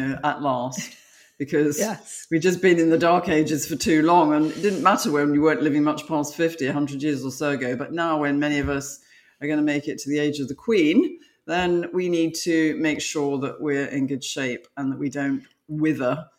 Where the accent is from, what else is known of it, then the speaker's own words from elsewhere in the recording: London, United Kingdom; moved away as an adult; now in United States; I'm from London, I'm now living in America.